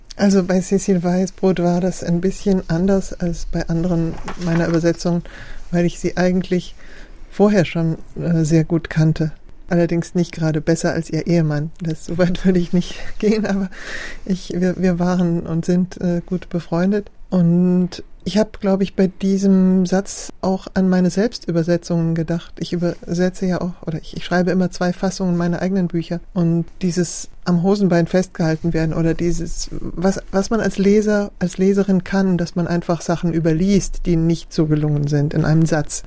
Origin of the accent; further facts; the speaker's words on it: Germany; first language German; moved away as an adult; also born or lived in France; Ich bin mit 18 nach Frankreich gegangen, dann habe ich, und ich habe angefangen als Jugendliche zu schreiben und habe auf Deutsch, weil ich ja in Deutschland, was war meine Muttersprache, ist meine Muttersprache.